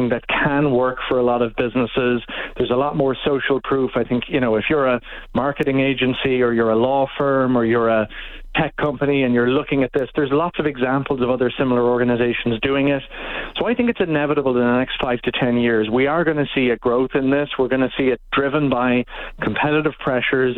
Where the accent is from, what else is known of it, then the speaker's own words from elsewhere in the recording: Ireland; moved away as an adult; now in Canada; I'm originally from Ireland